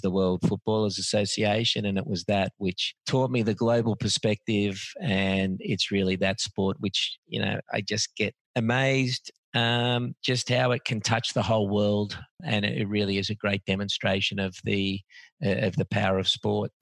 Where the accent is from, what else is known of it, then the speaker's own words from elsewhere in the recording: Australia; I was born and bred in Australia